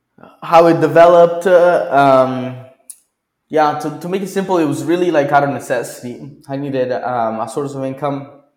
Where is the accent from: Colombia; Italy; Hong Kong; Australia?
Italy; also born or lived in Chico; now in Bolivia; Well, I'm originally from Italy.